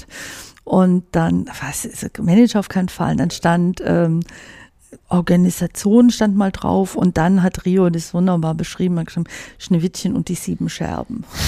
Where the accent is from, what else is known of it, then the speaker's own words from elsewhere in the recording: Swabia, Germany; moved away; als Schwäbin